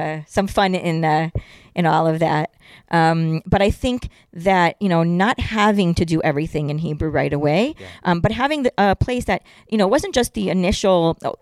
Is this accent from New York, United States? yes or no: no; California, United States; moved away as an adult; now in Efrat, Israel; I'm from California, you know, born and bred, and that was a gorgeous state